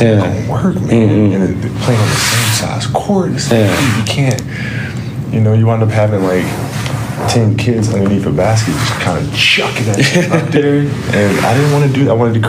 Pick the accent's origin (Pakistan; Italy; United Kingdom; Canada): Italy; Like growing up in Italy, we had a league called mini basket, and I played a mini basket, and the baskets were smaller.